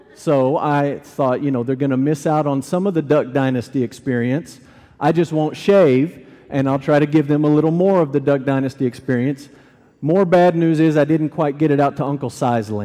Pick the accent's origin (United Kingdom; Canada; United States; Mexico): United States; I'm an American, we celebrate it American style